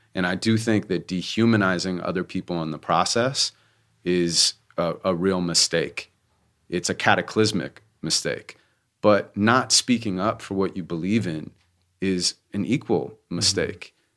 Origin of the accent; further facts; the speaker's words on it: Santa Monica, California, United States; I grew up in Santa Monica, California